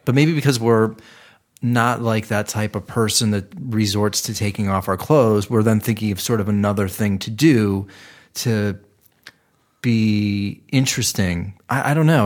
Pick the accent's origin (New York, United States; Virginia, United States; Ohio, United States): Ohio, United States; Cleveland; now in Los Angeles, United States; Cleveland, apparently, my hometown